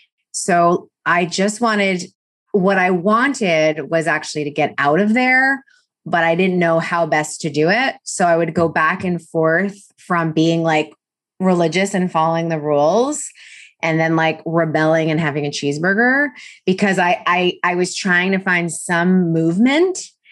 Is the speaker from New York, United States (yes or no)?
yes; New York City, New York, United States; I grew up in New York City, and so it was a private kind of Ivy prep for the English part, and then this like six other subjects for the religious part.